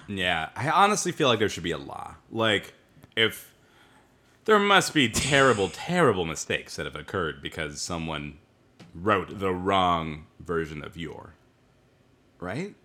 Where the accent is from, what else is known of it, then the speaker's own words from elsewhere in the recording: Bothell, Washington, United States; I am from Bothell, Washington